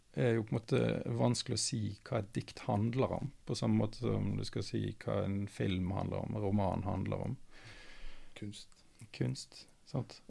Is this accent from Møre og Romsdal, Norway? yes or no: no; Austevoll, Vestland, Norway; moved away; jeg vokste opp i Austevoll